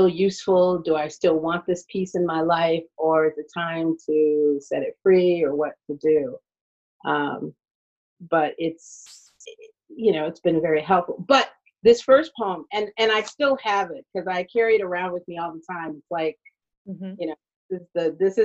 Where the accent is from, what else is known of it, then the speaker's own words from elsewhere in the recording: Detroit, Michigan, United States; I was at Friends School in Detroit. It was a Quaker school that used to be down at by Lafayette and St. Aubin. And I was attending there